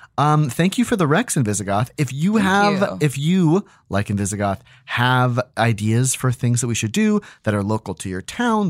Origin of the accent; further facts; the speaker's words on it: Australia; are two that terrified us as Australian children.